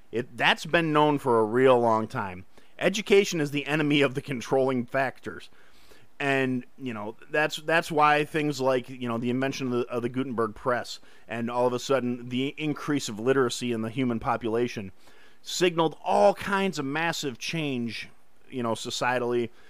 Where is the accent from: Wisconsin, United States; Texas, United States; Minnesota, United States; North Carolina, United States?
Wisconsin, United States; Kenosha; in Kenosha, my hometown.